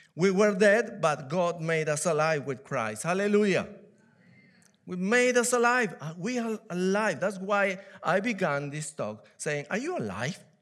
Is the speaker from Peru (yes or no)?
yes; Peru; English is a second language; now in United Kingdom; I'm from Peru. I was born in Peru, in South America